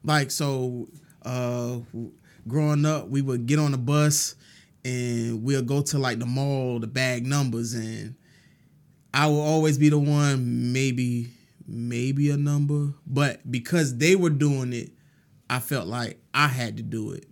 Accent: New York City, New York, United States; moved away as an adult; also born or lived in Brooklyn, New York; now in Augusta, United States; born and raised in, partially in Brooklyn and most of my life in Queens.

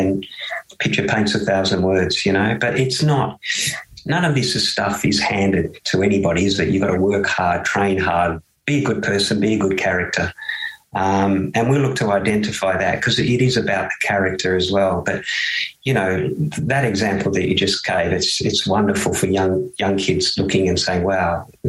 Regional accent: Tasmania, Australia; also born or lived in United Kingdom; I grew up in Tassie

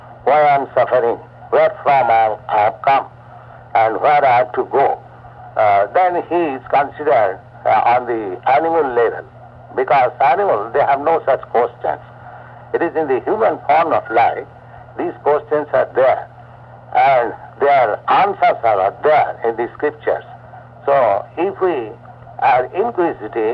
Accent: Kolkata, West Bengal, India; moved away as an adult; also born or lived in Vrindavan, India; I was born in Calcutta

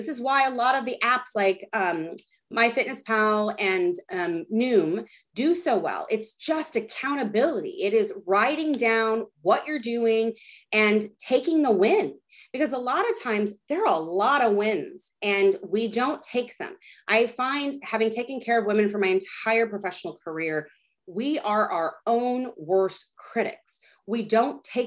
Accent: Texas, United States; I grew up in Texas.

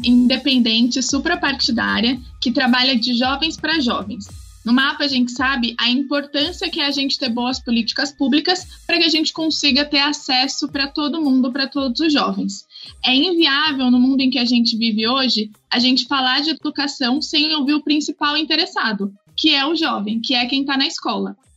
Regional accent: Brazil; quem somos como, como país, como brasileiros

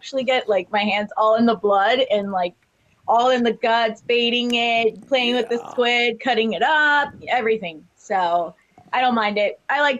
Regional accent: Fort Lauderdale, Florida, United States; now in West Palm Beach, United States; I am from Fort Lauderdale, Florida, and now I live in West Palm.

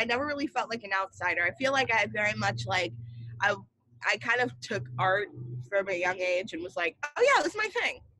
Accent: Chapel Hill, North Carolina, United States; And I'm from Chapel Hill, North Carolina.

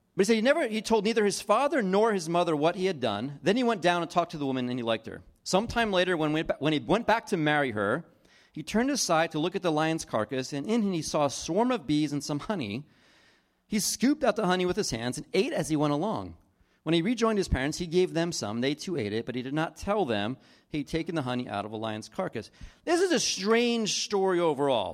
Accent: East Coast, New Jersey, United States; I grew up on the East Coast, and we would travel from New Jersey to Florida or North Carolina

